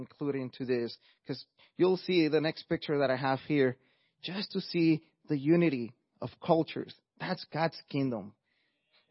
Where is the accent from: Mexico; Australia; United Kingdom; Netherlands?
Mexico; English is a second language; moved away; as you could hear by my accent, I'm not first generation, I'm actually an immigrant from Mexico.